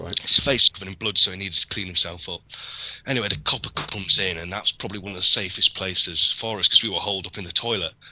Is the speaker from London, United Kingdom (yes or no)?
no; Yorkshire and the Humber, United Kingdom; I'm a Yorkshireman